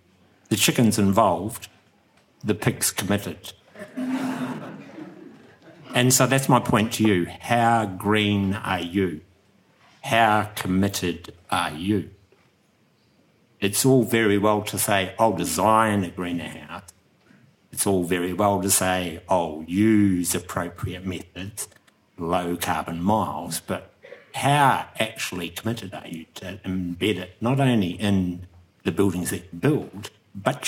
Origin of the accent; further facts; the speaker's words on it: Ngāi Tūāhuriri, Canterbury, New Zealand; I come from Ngaituahuriri, which is just up the road